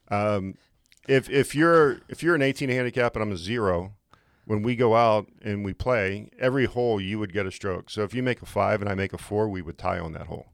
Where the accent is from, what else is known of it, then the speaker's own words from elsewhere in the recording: just outside of Pittsburgh, Pennsylvania, United States; moved away as an adult; also born or lived in Lake Tahoe, California / Florida / Ohio; now in Great Falls, United States; I grew up in Pennsylvania, just outside of Pittsburgh.